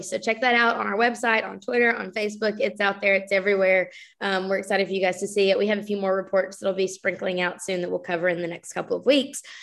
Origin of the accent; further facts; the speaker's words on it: Alabama, United States; now in Tennessee, United States; I came from Alabama where there was just a lot of abuse of state funds, and the budget was always in a really terrible place. Now here in Tennessee